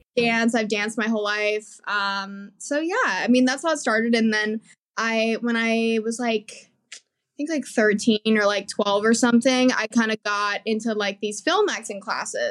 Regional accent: Colorado, United States; moved away; I grew up always doing theater, and I I'm from Colorado originally

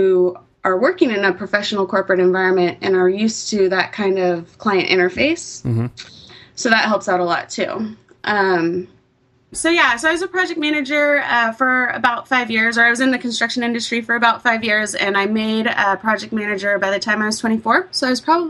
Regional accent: East Bay, California, United States; I grew up in the East Bay

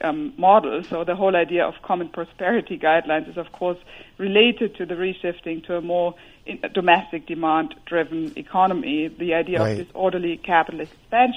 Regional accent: Germany; accent: German; English is a second language; moved away; You might hear my German accent

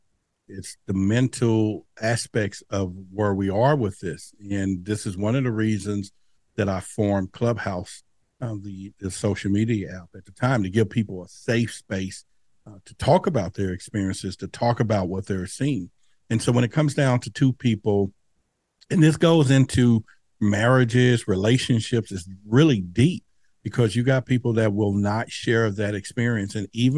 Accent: Dallas, Texas, United States; Now, where I grew up in Dallas at that time, near the Dallas Zoo, you know, we would play under the street lights.

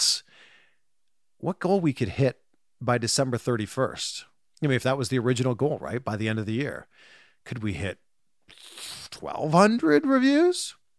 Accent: Pickering, Ontario, Canada; I grew up in Pickering.

